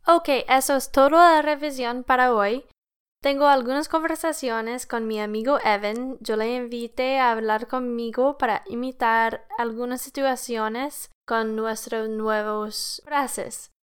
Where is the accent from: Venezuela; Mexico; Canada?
Canada; Spanish is a second language; I'm an engineer from Canada.